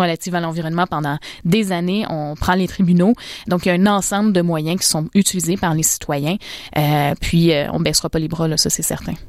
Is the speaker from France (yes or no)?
no; Canada; en tant que Canadienne